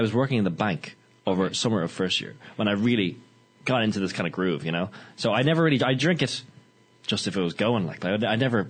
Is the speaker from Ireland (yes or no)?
yes; Balbriggan, Leinster, Ireland; I'm from Balbriggan.